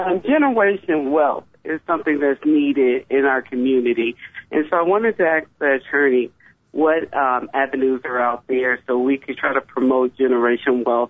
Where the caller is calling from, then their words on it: Texas, United States; I'm calling from Texas